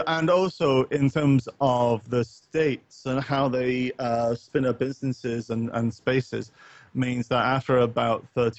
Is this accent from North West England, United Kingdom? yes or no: no; Northern Ireland, United Kingdom; I grew up partly in Northern Ireland